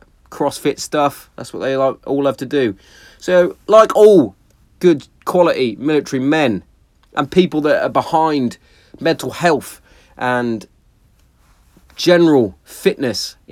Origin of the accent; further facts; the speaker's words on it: Hereford, West Midlands, United Kingdom; my hometown of Hereford